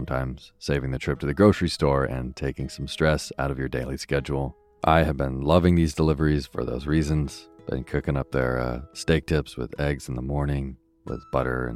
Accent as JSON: {"language": "English", "region": "Vermont", "country": "United States", "tie": "born or raised there", "moved": "yes", "said": "my childhood growing up in Vermont"}